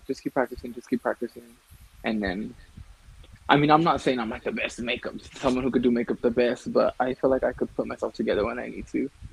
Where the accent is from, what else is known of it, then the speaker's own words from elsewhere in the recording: California, United States; moved away as an adult; now in Colorado, United States; I was born in California, but I currently live in Colorado